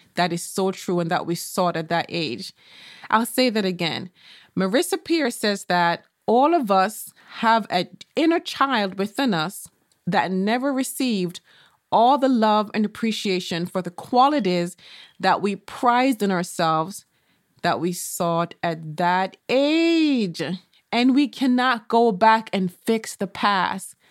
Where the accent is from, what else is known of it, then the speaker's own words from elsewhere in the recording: Jamaica; I remember when I was a child growing up in Jamaica